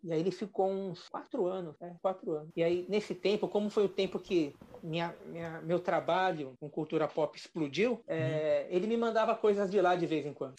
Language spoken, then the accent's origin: Portuguese; Brazil; somos do Brasil.